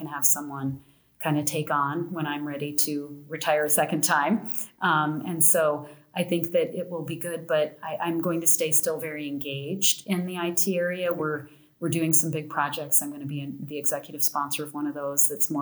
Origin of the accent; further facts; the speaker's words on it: Arvada, Colorado, United States; moved away as an adult; also born or lived in Texas; I grew up in Arvada